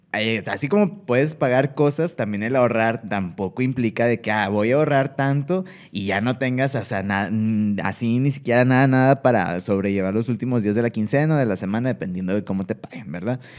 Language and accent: Spanish; Monterrey, Nuevo León, Mexico; nosotros somos de acá de Monterrey